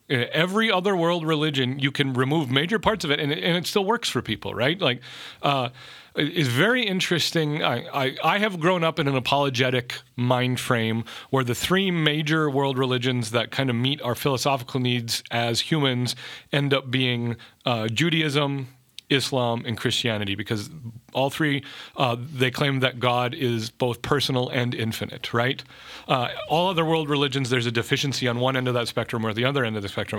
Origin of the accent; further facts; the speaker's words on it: North Dakota, United States; growing up in North Dakota